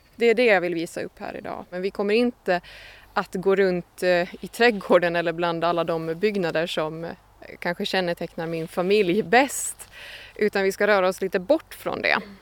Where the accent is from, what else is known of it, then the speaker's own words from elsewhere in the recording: Hammarland, Åland Islands; Vi befinner oss eh, på stället där jag växte upp, eh, mitt föräldrahem på Annelund